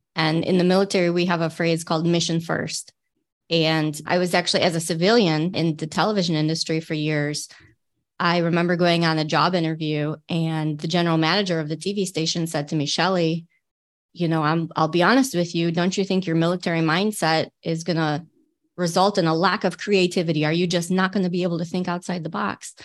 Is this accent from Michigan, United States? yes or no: yes; Michigan, United States; I'm definitely a Michigander at heart. I grew up here.